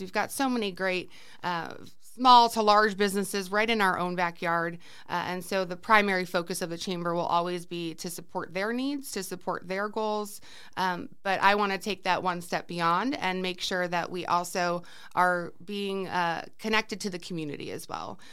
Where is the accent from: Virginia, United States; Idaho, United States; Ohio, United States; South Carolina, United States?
Ohio, United States; Cleveland; moved away as an adult; also born or lived in Arizona; now in Peoria, Arizona, United States; I'm originally from Cleveland, Ohio, born and raised, uh, lived there for most of my life